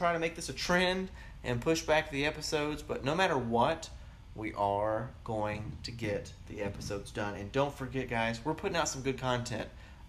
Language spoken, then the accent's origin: English; Tennessee, United States; I grew up in the South. I grew up in Tennessee